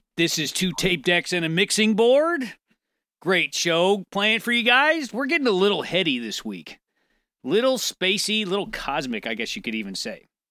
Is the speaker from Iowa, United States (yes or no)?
no; St. Louis, Missouri, United States; moved away as an adult; now in St. Charles, United States; I moved from Saint Louis to Saint Charles, where I live now